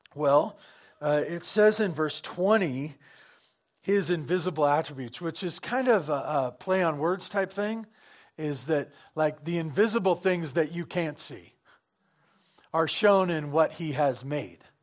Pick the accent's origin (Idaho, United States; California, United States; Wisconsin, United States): California, United States; Santa Barbara; I grew up in Santa Barbara, you know, s, surfing